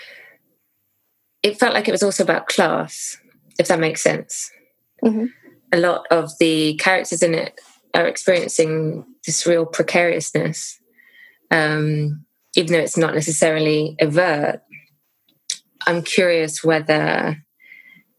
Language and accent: English; United Kingdom; as a British person